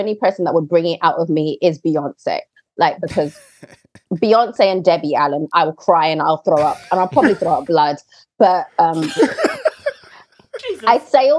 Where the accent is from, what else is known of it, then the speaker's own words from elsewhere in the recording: United Kingdom; I'm British. Mm. I'm Black British